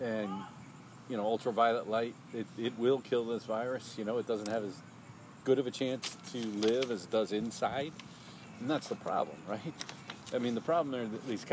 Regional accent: United States; as an American

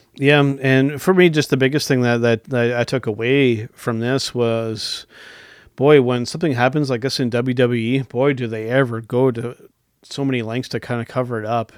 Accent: Canada; we're Canadian

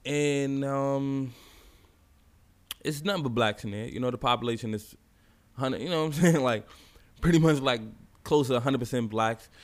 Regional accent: New York City, New York, United States; also born or lived in Bronx, New York; I grew up in Brownsville, you know, Brooklyn, projects.

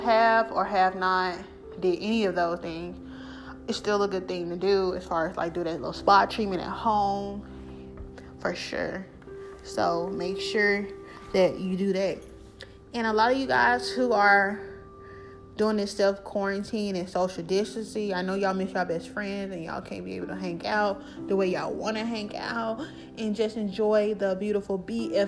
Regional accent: the South, United States; I'm from the South

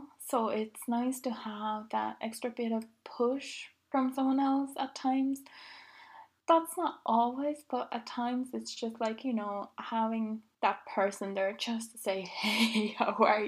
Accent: Finland; now in Dublin, Ireland; I grew up in Finland

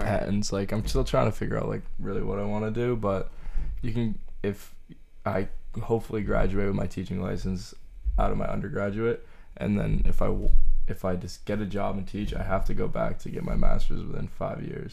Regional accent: Groton, Massachusetts, United States; I'm from Groton, Massachusetts. It's like central

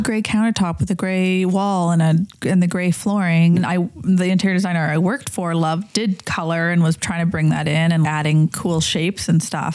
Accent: Calgary, Alberta, Canada; I grew up in Calgary

